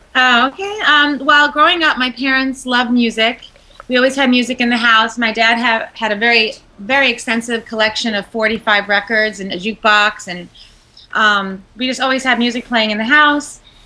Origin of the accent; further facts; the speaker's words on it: Long Island, New York, United States; moved away as an adult; also born or lived in Tampa, Florida; now in Beverly Hills, United States; born and raised in New York